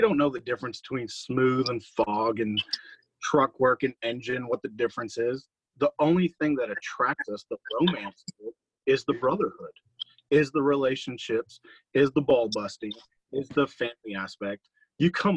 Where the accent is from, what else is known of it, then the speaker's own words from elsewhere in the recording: Cape Town, Western Cape, South Africa; now in United States; I'm from Cape Town, South Africa